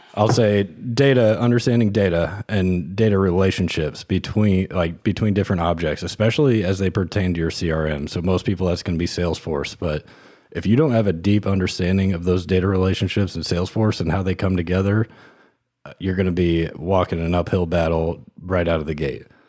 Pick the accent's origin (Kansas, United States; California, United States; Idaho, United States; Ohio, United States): Kansas, United States; moved away; I grew up in Kansas. Uh, my family lived in the suburbs on the Kansas side.